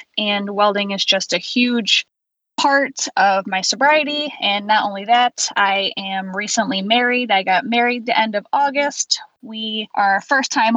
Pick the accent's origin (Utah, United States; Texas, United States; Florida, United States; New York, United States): New York, United States; Central; I was born and raised in Central New York, and I still live there now